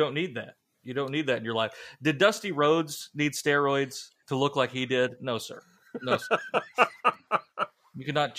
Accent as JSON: {"language": "English", "town": "Columbus", "region": "Ohio", "country": "United States", "tie": "born there", "said": "I was born in Columbus, could happen, but I don't know."}